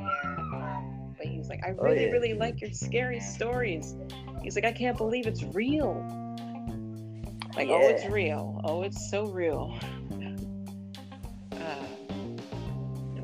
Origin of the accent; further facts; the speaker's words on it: Massachusetts, United States; I grew up in Massachusetts.